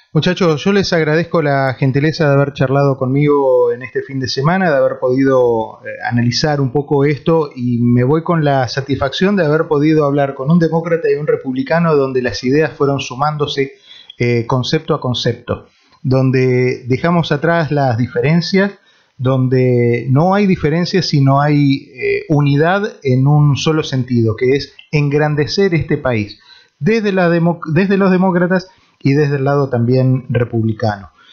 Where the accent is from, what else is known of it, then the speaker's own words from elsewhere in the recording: Argentina; now in United States; como argentino